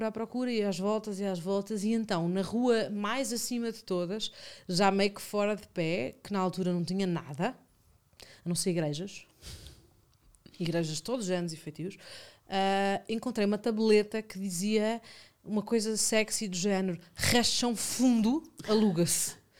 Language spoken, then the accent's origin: Portuguese; Lisbon, Portugal; Não, sou de Alvalade. Eu, eu, só saí de Alvalade há quatro meses. Eu vivi a vida inteira em Alvalade na mesma rua.